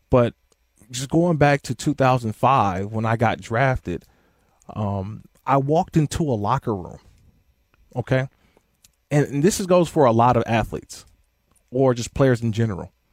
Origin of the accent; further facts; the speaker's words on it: Oakland, California, United States; now in Los Angeles, United States; I'm from Oakland, man.